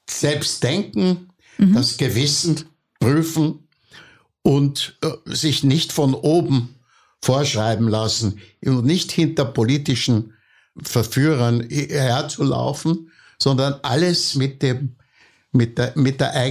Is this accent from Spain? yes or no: no; Austria; Und das heißt, ich kam zurück und wurde eigentlich nicht als Österreicher wahrgenommen.